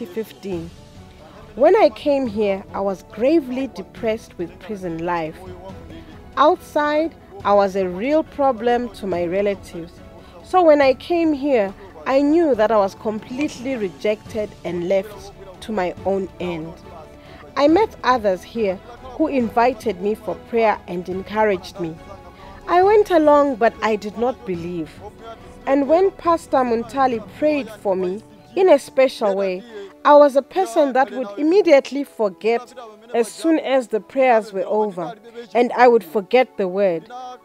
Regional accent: Salima, Central Region, Malawi; also born or lived in Doha, Qatar; I came from Doha, where I was arrested, but I am from Salima, TA Gambalami.

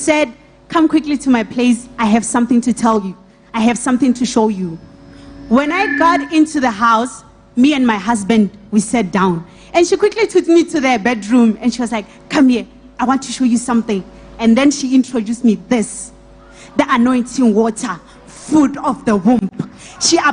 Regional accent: Polokwane, Limpopo, South Africa; I'm from Limpopo, Polokwane

